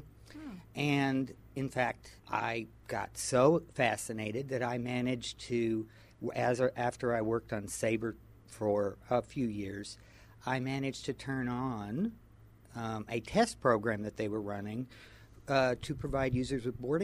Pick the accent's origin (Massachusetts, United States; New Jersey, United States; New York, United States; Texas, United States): Texas, United States; moved away as an adult; also born or lived in Washington, D.C.; I grew up in Texas